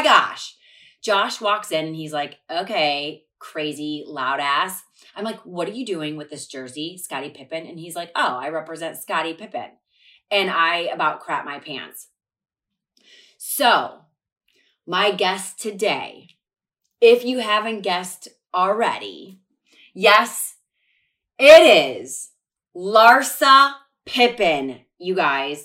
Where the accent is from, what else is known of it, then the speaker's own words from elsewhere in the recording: Ohio, United States; I played sports my whole life growing up in Ohio